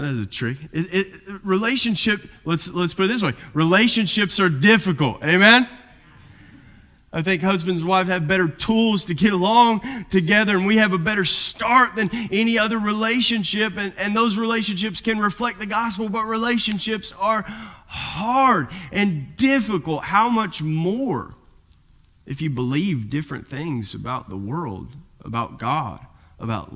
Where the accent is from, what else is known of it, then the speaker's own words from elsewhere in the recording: Kentucky, United States; accent: southern; moved away as an adult; also born or lived in Southern California; now in California, United States; a kid from Kentucky